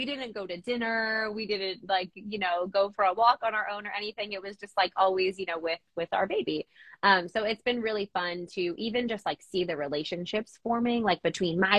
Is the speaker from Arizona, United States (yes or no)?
no; New Jersey, United States; moved away as an adult; also born or lived in Colorado / Nashville, Tennessee; now in Eastern Pennsylvania, United States; So we grew up in New Jersey, my husband and I, both in, I would say like fairly populated areas